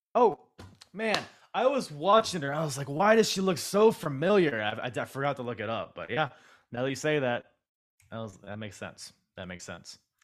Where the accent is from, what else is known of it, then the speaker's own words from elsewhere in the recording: Philippines; I'm Filipino